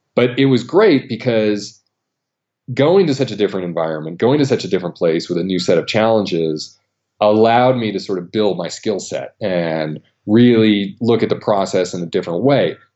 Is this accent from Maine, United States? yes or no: yes; Maine, United States; a national park right where I grew up in Maine, Acadia National Park